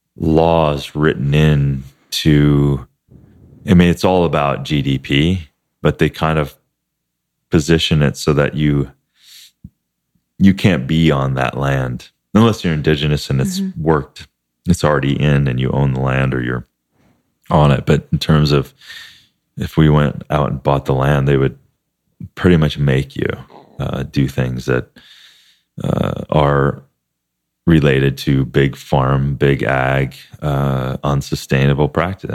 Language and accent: English; Midwest, United States; a family that we grew up with in Midwest